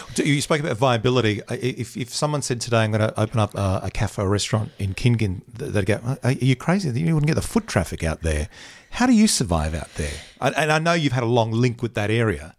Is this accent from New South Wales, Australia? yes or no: no; Bundaberg, Queensland, Australia; moved away; I'm from a small town. I grew up in Bundaberg